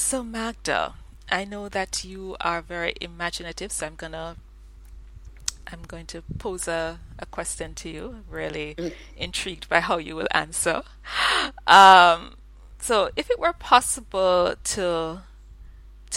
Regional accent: Jamaica; I'm Jamaican

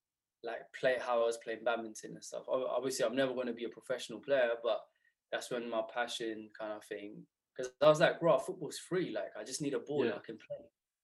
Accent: Southall, London, United Kingdom; growing up in Southall, as you know, surrounded by the old community.

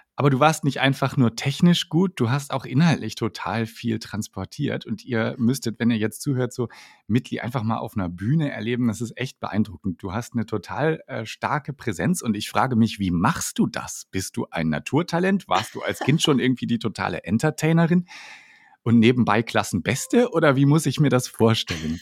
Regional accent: Northern Germany, Germany; ich komme ja tatsächlich aus dem Norden, also noch viel weiter ja. nördlich als äh, Münster.

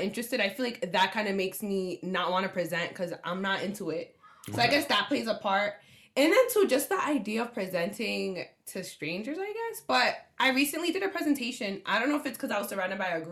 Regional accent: Woonsocket, Rhode Island, United States

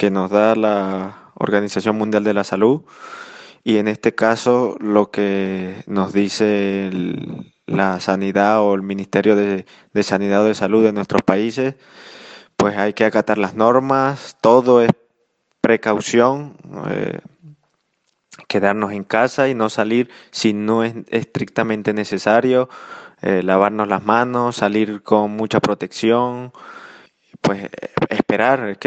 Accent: Venezuela; now in Spain; Y pues yo como, como venezolano en el exterior, pues tú lo sabes, me quedé me quedé en, suelo español porque yo viajaba el día 15 a Venezuela a realizar algunos temas ahí con mi familia

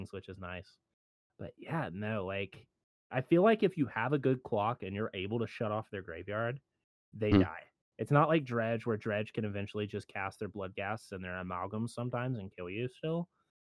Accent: Midwest, United States; I grew up in the Midwest

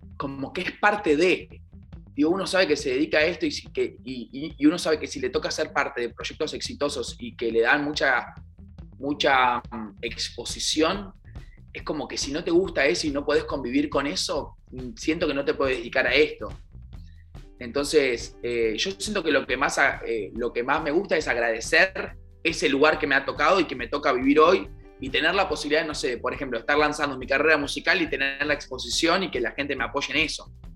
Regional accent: Argentina

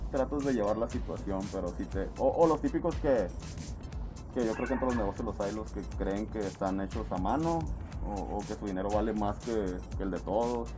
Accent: Culiacán, Sinaloa, Mexico; now in Mexicali, Mexico; Yo no soy de aquí tampoco y, cuando yo no vivía aquí, yo, yo tengo contacto con cali desde el día 1

